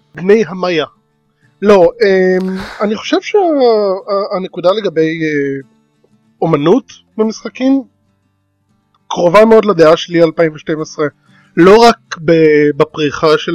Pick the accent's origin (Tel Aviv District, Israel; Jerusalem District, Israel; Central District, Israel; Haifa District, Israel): Central District, Israel; Ness Ziona; moved away; אני מנס ציון במקור